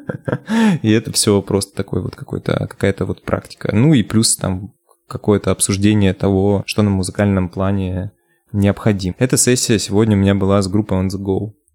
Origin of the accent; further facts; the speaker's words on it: Nadym, Yamalo-Nenets Autonomous Okrug, Russia; moved away as an adult; now in Moscow, Russia; Я из города Надым. Это Ямало-Ненецкий автономный